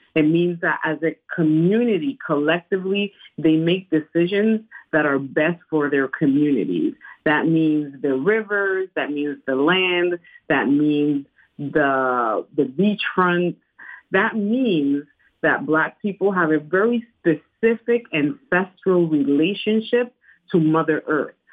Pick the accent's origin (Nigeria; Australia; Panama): Panama; English is a second language; moved away as an adult; now in United States; I'm from Panama